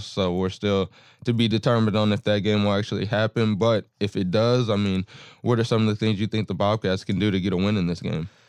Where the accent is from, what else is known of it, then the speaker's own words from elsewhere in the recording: Austin, Texas, United States; I'm from Austin